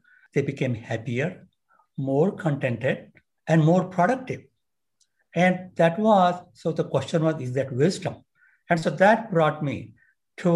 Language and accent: English; India; moved away as an adult; now in San Diego, United States; I grew up in India